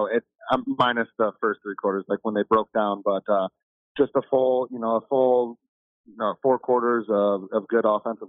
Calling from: Grand Rapids, Michigan, United States; I'm from Grand Rapids, Michigan.

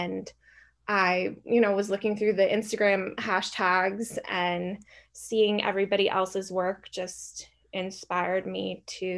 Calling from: New York, United States; I'm calling from my, I guess, library area, but more specifically New York.

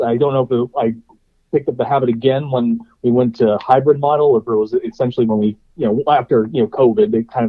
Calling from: Ohio, United States

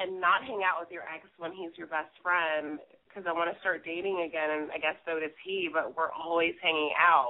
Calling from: New York City, New York, United States; I'm 30. I'm calling from New York City.

